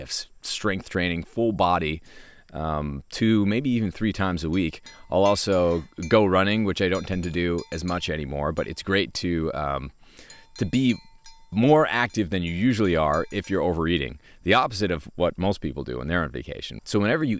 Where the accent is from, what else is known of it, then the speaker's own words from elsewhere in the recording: New Hampshire, United States; moved away; our place where I grew up in New Hampshire